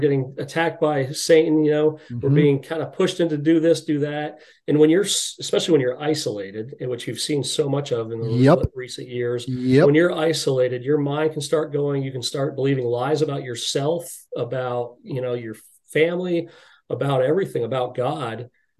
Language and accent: English; United States; We're American men, so we're very self-reliant. We're very self-sufficient.